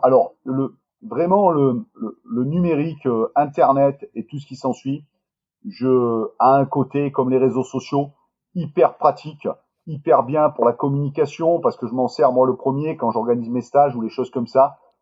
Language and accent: French; Marseille, Provence-Alpes-Côte d'Azur, France; je suis originaire du sud de la France, je suis de Marseille